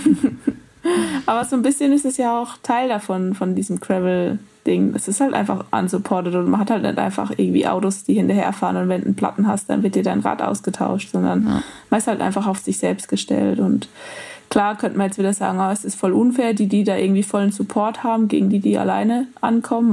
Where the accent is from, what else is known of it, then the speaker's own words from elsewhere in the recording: Rhön, Bavaria, Germany; ich komme aus der Rhön. Das ist quasi der nördlichste Part von Bayern